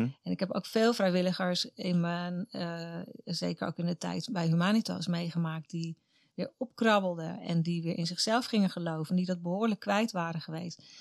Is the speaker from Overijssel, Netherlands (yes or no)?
no; Katwijk, South Holland, Netherlands; moved away as an adult; Mijn wieg stond in Katwijk aan Zee. Daar ben ik geboren, getogen tot mijn achttiende